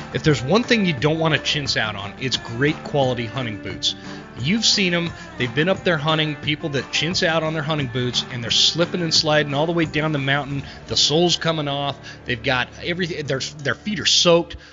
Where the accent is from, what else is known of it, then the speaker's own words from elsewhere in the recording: Utah, United States; I grew up in Utah where it's, it's, there's only mule deer